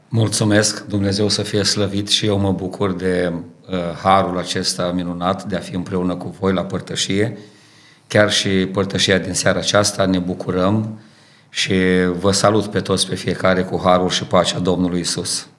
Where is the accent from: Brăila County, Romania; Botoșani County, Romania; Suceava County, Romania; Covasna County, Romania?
Botoșani County, Romania; Dorohoi; moved away as an adult; now in Ardooie, Belgium; Eu sunt originar din Dorohoi, România